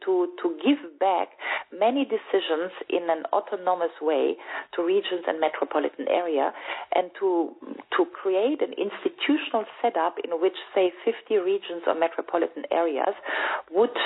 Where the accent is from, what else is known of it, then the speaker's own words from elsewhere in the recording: Düsseldorf, North Rhine-Westphalia, Germany; Düsseldorf, which is my hometown